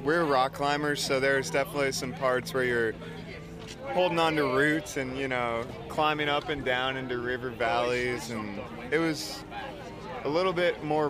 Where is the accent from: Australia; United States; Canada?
United States; Colorado; We're from Colorado, back in the U.S.